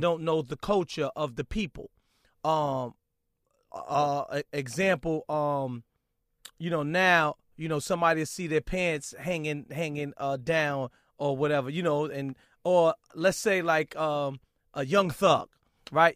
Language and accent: English; New York City, New York, United States; I'm from Brooklyn